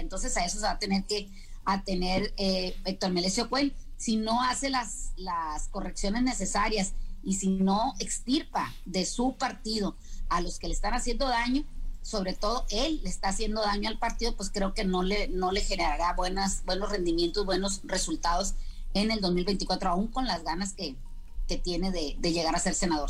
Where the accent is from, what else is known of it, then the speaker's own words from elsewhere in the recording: Mexico; nosotros como mexicanos